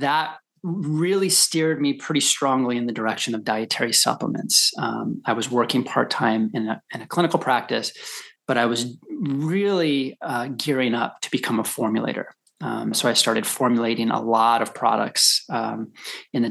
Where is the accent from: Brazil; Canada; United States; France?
United States; Colorado; I grew up in Colorado